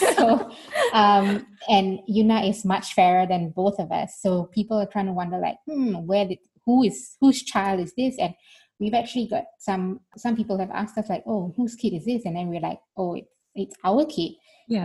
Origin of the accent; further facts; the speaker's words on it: Singapore; moved away as an adult; now in Berlin, Germany; I'm a Singaporean citizen.